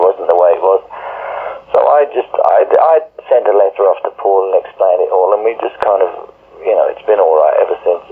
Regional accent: Birmingham, West Midlands, United Kingdom; I'm from Birmingham.

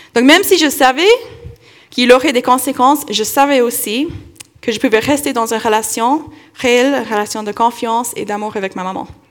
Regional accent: Kentucky, United States; moved away; dans mon enfance, j'ai vécu dans le Kentucky

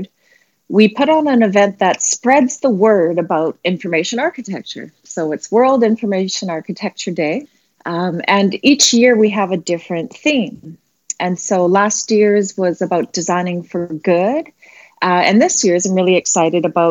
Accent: Vancouver, British Columbia, Canada; moved away as an adult; also born or lived in Sydney, Australia; now in San Francisco Bay Area, United States; I've been running World IA Day in Vancouver for the past 2 years, which is my hometown.

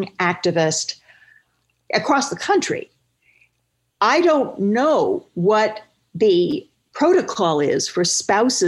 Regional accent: Stillwater, Oklahoma, United States; moved away; my hometown of Stillwater, Oklahoma

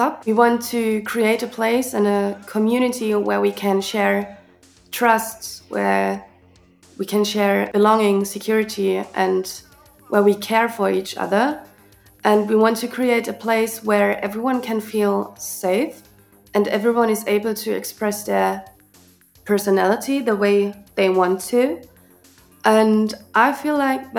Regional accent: Chemnitz, Saxony, Germany; from Club Atomino in Chemnitz. I was born here and I was raised here

